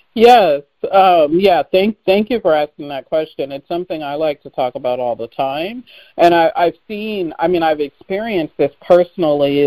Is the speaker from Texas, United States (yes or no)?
no; Seattle, Washington, United States; I grew up in Seattle